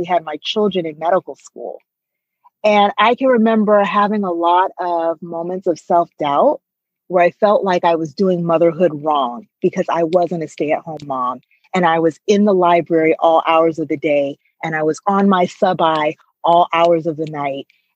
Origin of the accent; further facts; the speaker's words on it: United States; growing up in America